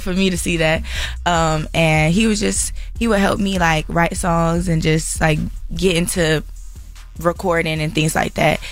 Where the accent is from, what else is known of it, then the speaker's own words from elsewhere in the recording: Atlanta, Georgia, United States; also born or lived in California; I was born in Cali, mm-hmm. but I, I grew up in Atlanta